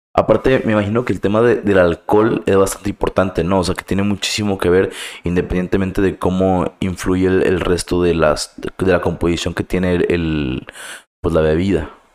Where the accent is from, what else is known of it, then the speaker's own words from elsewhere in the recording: Mexico; nosotros como mexicanos